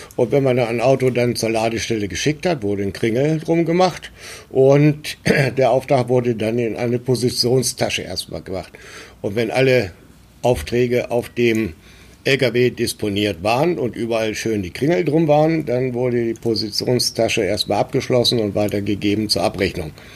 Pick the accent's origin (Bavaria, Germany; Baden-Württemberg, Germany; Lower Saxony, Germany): Lower Saxony, Germany; a small village near Göttingen; moved away as an adult; now in Hamburg, Germany; 1954 äh, in Göttingen und bin in einem kleinen Dorf in der Nähe von Göttingen aufgewachsen